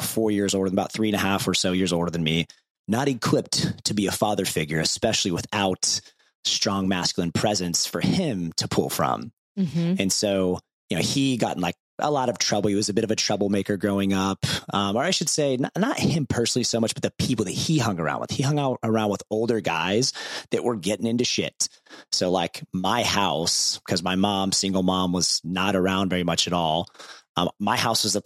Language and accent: English; Ohio, United States; when I was growing up in Ohio